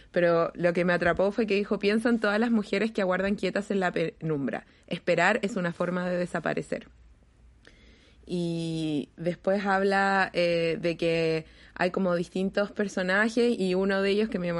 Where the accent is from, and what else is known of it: Chile